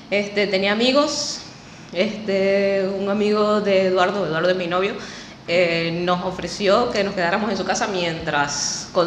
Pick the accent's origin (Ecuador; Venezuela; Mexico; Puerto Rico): Venezuela; Apure; moved away as an adult; Salí desde Puerto Paz con mi novio. Salimos, emigré en pareja.